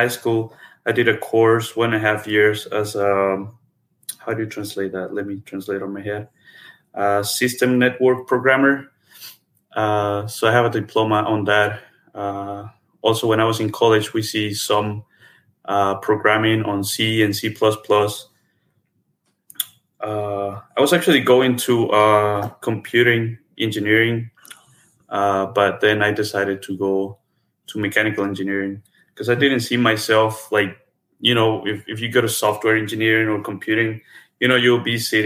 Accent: Acatic, Jalisco, Mexico; moved away as an adult; also born or lived in Guadalajara, Mexico / Atlanta, United States / Dallas, United States; now in United States; I was born and raised in Mexico

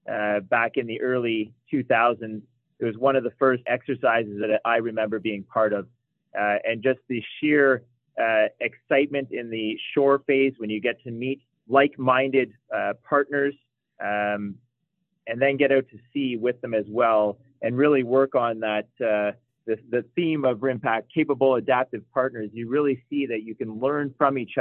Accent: Toronto, Ontario, Canada; moved away as an adult; also born or lived in Kingston, Ontario; I am from Scarborough, Ontario. Born and raised there

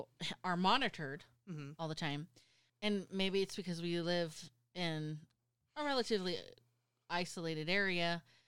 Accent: United States; I'm American

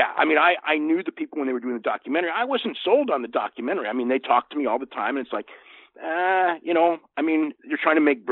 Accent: Santa Clara, California, United States; Santa Clara, which is so funny because it's like my hometown

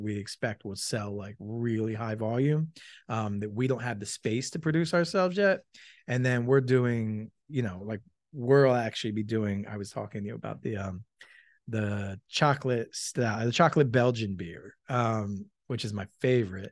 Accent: Malvern, Pennsylvania, United States; also born or lived in Philadelphia; I grew up in Malvern

